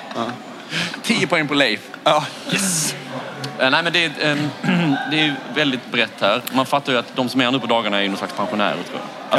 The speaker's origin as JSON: {"language": "Swedish", "town": "Falsterbo", "region": "Skåne", "country": "Sweden", "said": "jag är ju från eh, Skandinavien Falsterbo"}